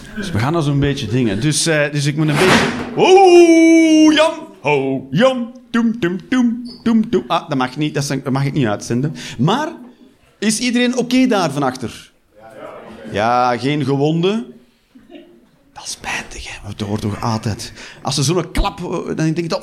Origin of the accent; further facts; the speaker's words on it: Westmalle, Flanders, Belgium; moved away as an adult; also born or lived in Antwerp; now in Eindhoven, Netherlands; ik ben opgegroeid in Westmalle.